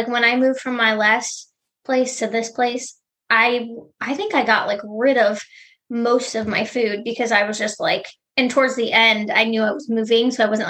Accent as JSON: {"language": "English", "town": "Cleveland", "region": "Ohio", "country": "United States", "said": "We're from Cleveland"}